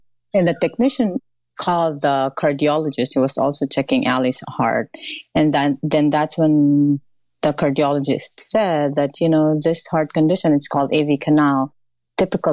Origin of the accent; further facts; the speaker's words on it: Philippines; moved away as an adult; now in United States; I was raised in the Philippines. I grew up there